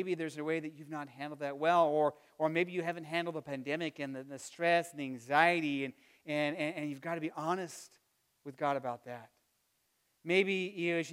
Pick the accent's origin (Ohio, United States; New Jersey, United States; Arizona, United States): Arizona, United States; now in Midwest, United States; growing up in Arizona, you know, you had the season of hot and the season of not quite so hot.